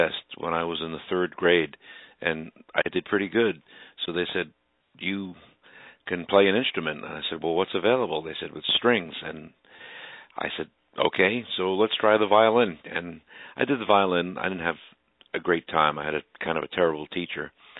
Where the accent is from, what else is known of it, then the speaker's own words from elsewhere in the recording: Brooklyn, New York, United States; Well, it's been really great being here based